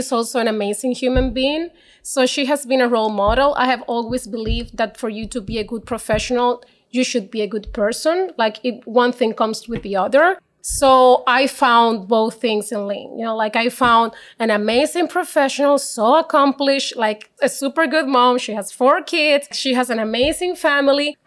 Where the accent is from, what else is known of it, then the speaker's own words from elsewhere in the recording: Maracaibo, Zulia, Venezuela; accent: Spanish; English is a second language; moved away as an adult; now in Canada; I'm not from Caracas. I'm from Maracaibo, a different town in Venezuela